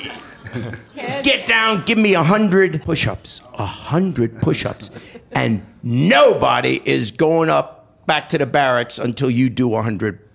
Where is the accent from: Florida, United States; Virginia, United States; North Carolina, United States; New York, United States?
New York, United States; moved away as an adult; also born or lived in London, England / Chicago; now in Cincinnati, United States; I was this kid from New York